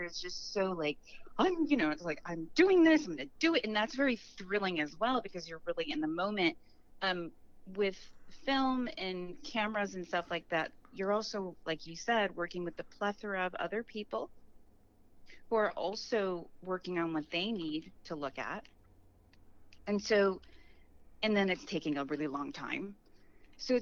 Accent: Chicago, Illinois, United States; I'm from Chicago as well, and Chicago's a very serious theater town.

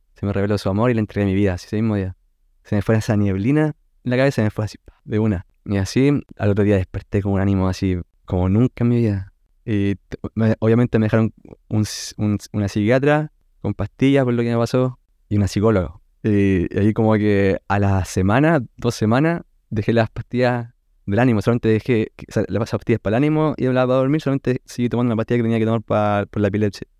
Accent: Chile; Soy de la Viña Conce

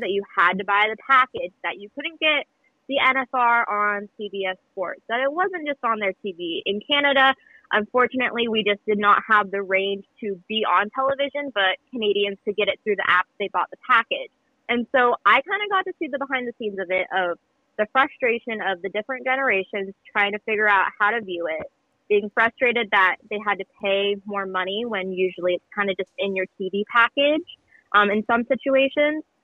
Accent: Ellensburg, Washington, United States; I grew up here in Ellensburg

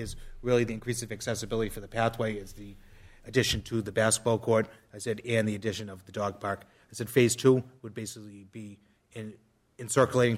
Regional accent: Methuen, Massachusetts, United States; I grew up on Arnold Street here in Methuen. That was my neighborhood park growing up.

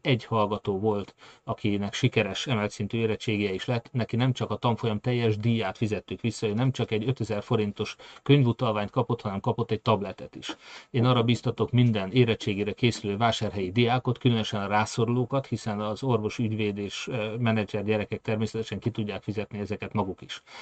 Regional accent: Hungary; mi magyarok

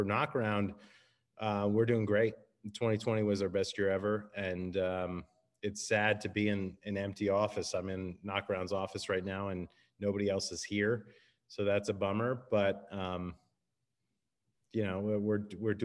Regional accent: United States; moved away as an adult; now in San Diego, United States; I grew up on the East Coast outside of Washington, D.C., and I moved out to San Diego for grad school

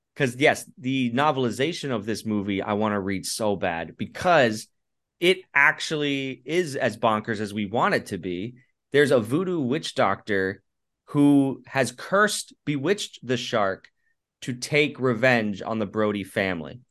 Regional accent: Orlando, Florida, United States; I'm from Orlando

